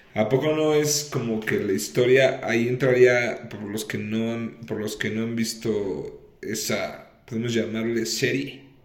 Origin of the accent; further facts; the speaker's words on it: Mexico; somos los mexicanos